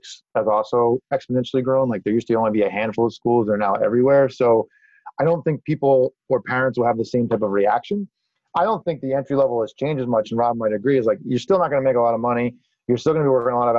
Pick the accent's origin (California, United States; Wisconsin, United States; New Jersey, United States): New Jersey, United States; also born or lived in Amherst, Massachusetts; I grew up in New Jersey